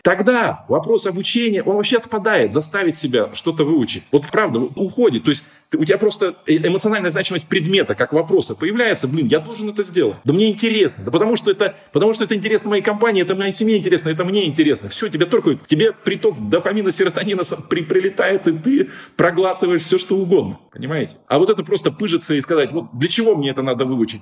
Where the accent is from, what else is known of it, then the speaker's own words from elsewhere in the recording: Siberia, Russia; Я сформировался как личность в академгородке там, и, и прочее. Ну, я сибиряк, как сибиряком себя ощущаю.